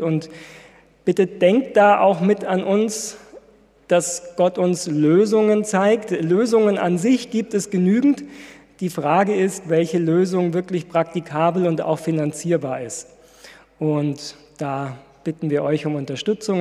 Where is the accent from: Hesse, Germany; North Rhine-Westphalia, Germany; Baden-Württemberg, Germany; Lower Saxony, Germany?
Baden-Württemberg, Germany; Ludwigsburg; moved away; von meiner Heimatgemeinde erzählen in Ludwigsburg.